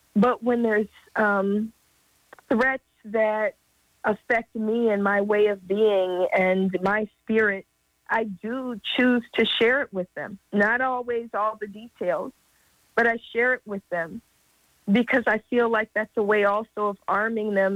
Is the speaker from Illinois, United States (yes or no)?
no; Oakland, California, United States; now in Los Angeles, United States; I'm in Los Angeles, but I'm from Oakland